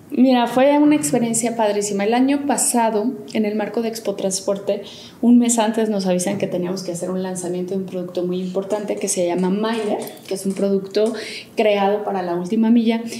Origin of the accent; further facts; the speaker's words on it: Aguascalientes, Mexico; moved away as an adult; now in Mexico City, Mexico; Yo soy originaria de Aguascalientes